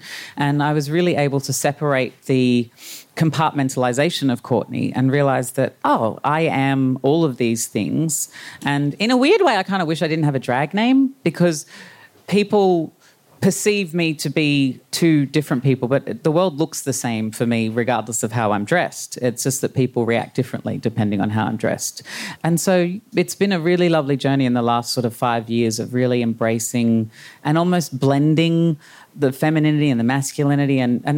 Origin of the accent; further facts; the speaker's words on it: Brisbane, Queensland, Australia; Brisbane in the 80s.